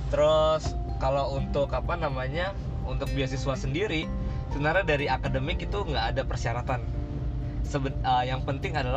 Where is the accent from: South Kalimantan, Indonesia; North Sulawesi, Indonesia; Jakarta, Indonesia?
Jakarta, Indonesia; born there; gue lahir di Jakarta